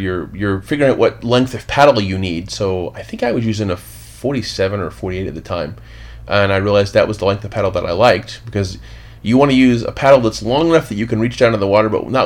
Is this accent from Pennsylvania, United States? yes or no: no; Hamilton, Ohio, United States; moved away as an adult; now in Washington, D.C., United States; I grew up in southwestern Ohio, near Cincinnati, a little bit north, a town called Hamilton. Grew up there, moved to D.C.